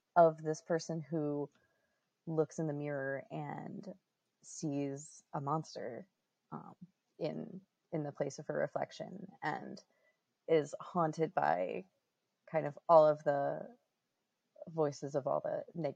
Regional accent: St. Louis, Missouri, United States; now in Chicago, United States; I'm the writer-director of Where Monsters Lurk. I'm originally from St. Louis, but I'm based in Chicago now.

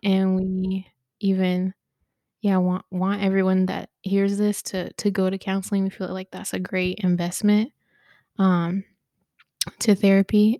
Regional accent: Dayton, Ohio, United States; been here all my life, been in Ohio, raised, born, raised, all of it

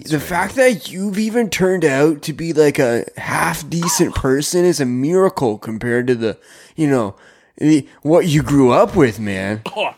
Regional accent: Canada; I'm Canadian

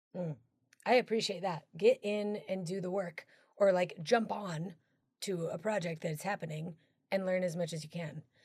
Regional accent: Colorado, United States; one of my dearest friends is Tony Testa, who uh, we grew up together. We're from Colorado

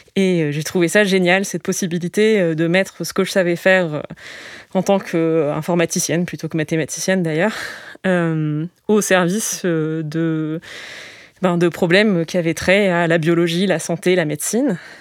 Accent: Digne-les-Bains, Provence-Alpes-Côte d'Azur, France; Alors j'ai grandi à Digne, Digne-les-Bains, la préfecture des Alpes de Haute-Provence

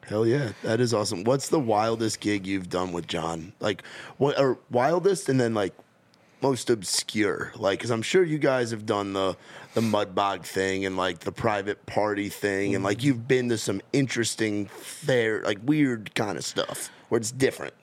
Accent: New York, United States; moved away; growing up in New York, like, in the Northeast

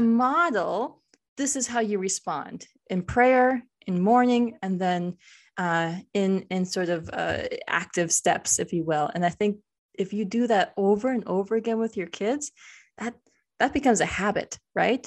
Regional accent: United States; I'm Indian American

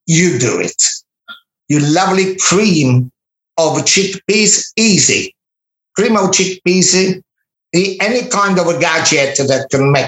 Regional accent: Minori, Campania, Italy; English is a second language; moved away; I was in my hometown in Minori, in Amalfi Coast

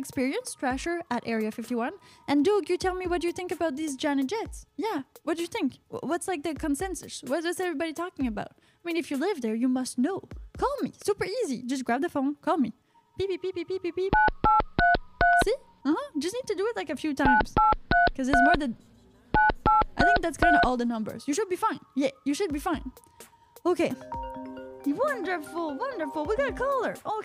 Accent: Canada; I'm from Canada.

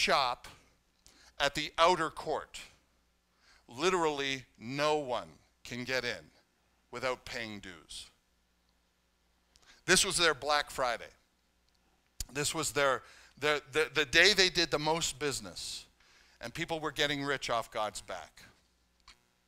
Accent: Canada; now in United States; I'm Canadian

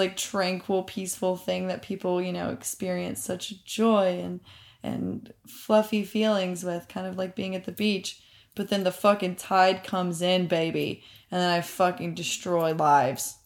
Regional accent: the South, United States; moved away; I am from the South

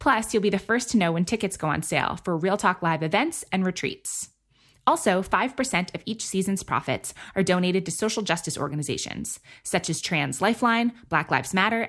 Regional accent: New York City, New York, United States; moved away; I grew up in New York City

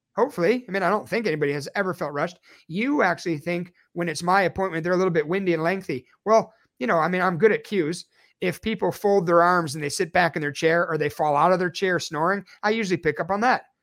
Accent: Chicago, Illinois, United States; moved away; I am originally from Chicago, Illinois

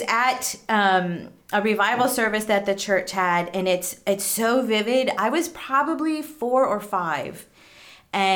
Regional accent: East Earl, Pennsylvania, United States; also born or lived in Ohio; I grew up in East Earl

